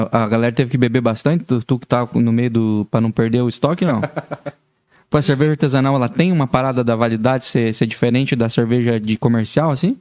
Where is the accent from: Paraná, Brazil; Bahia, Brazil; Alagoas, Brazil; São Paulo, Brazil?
Paraná, Brazil; now in Joinville, Brazil; eu sou, sou filho paranaense